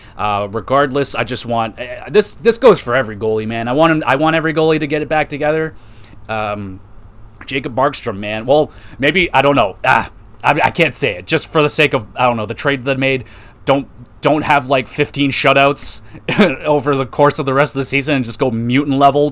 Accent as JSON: {"language": "English", "town": "Oshawa", "region": "Ontario", "country": "Canada", "tie": "born or raised there", "said": "I grew up in Oshawa"}